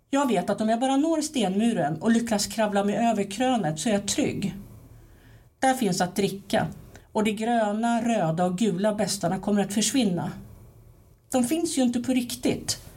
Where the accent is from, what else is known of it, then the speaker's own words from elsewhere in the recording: Timmernabben, Kalmar County, Sweden; alltså det är nere i Timmernabben, alltså där jag växte upp, min, min pappas barndomshem.